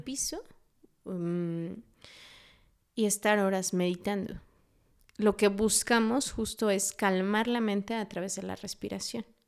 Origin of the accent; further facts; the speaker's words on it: Mexico City, Mexico; now in Dolores Hidalgo, Mexico; Yo hace poquito estaba en Ciudad de México, eh, yo nací allá, eh, he vivido en Dolores dos años, me fui a Ciudad de México dos años, regreso a Dolores.